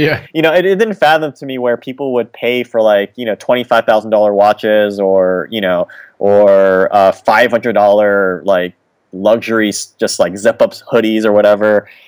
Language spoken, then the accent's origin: English; California, United States; I was born in California